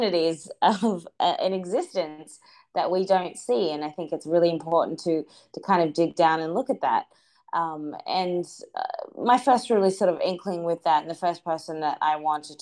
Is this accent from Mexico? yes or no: no; Australia; growing up in Australia